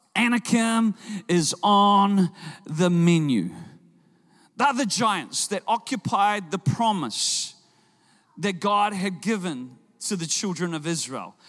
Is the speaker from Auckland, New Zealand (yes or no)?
yes; Auckland, New Zealand; I'm from Auckland